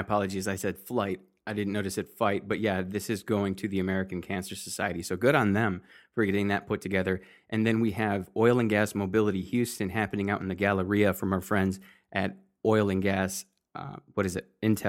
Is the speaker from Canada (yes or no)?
no; Kazakhstan; I'm originally from Kazakhstan and always looking forward to hearing news on Kazakhstan oil and gas companies